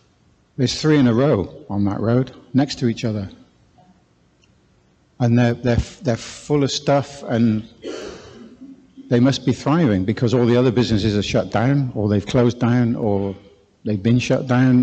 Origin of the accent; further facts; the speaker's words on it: South West England, United Kingdom; moved away as an adult; we don't come from this part of the world. We come from the southwest originally. You can probably hear it in my accent.